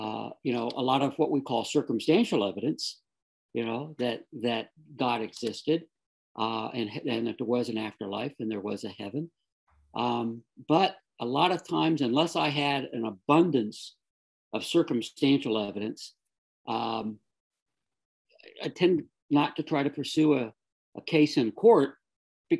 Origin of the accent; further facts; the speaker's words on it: South Florida, United States; I grew up in South Florida